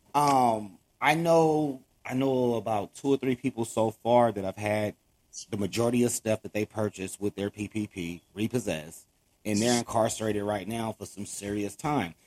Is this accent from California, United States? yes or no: yes; Los Angeles, California, United States; I grew up in Watts, um, which is in Los Angeles, California.